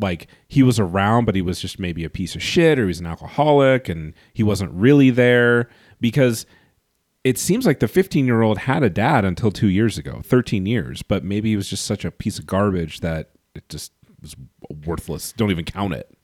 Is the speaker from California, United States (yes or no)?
yes; Los Angeles, California, United States; growing up in Los Angeles